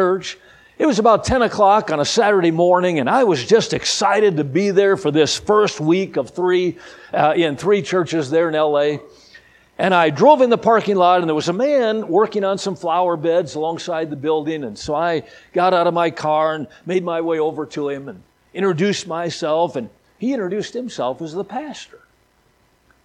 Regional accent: Midwest, United States; I'm from the Midwest

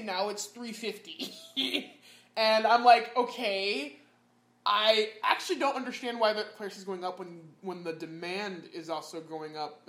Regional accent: Midwest, United States; moved away; I'm from the Midwest.

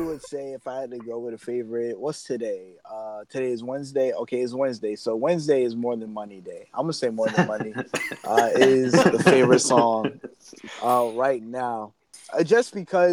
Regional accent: New York City, New York, United States; moved away as an adult; I'm from Brooklyn. I moved down here for school.

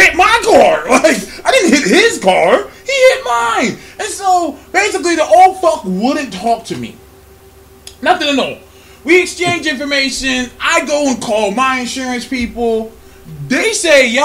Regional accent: California, United States; I'm from California, but my whole family is from Birmingham, Alabama.

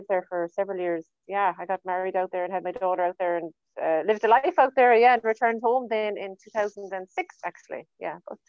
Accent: Portumna, Connacht, Ireland; also born or lived in San Francisco; now in Oranmore, Ireland; I'm in Oranmore. I'm living in Oranmore, but I'm from Portumna. Yeah, so I live in Oranmore.

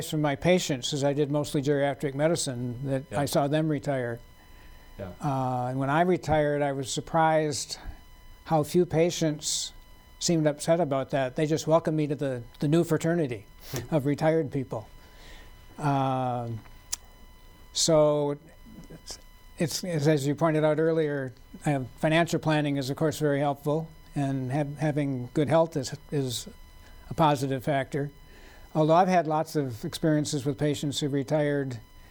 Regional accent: Michigan, United States; moved away as an adult; also born or lived in Virginia; now in Sioux Falls, United States; I grew up in Michigan

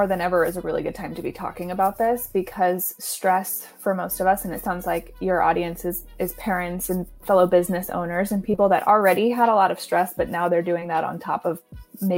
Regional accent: East Coast, United States; moved away as an adult; also born or lived in Virginia / St. Louis; now in California, United States; I'm actually from the East Coast, so my educational journey started back there

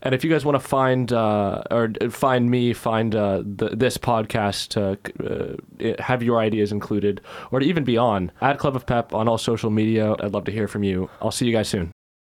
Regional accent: United States; now in United Kingdom; I am American

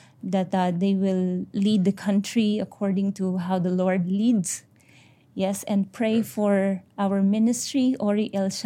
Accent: India; I'm an Indian.

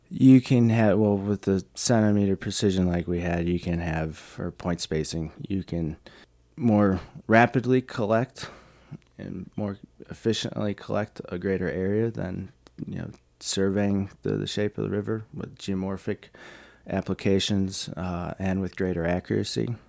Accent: Chicago, Illinois, United States; moved away; I'm from Chicago originally

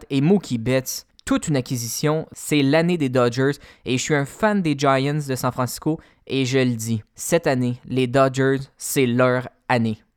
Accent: Canada; c'est sûr que en tant que Canadien, le fait que les Blue Jays aient perdu, ça vient nous chercher

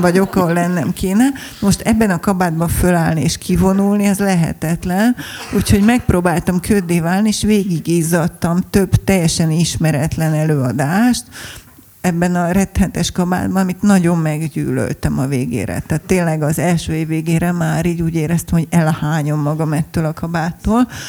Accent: Budapest, Hungary; mondtam, hogy Budapestről

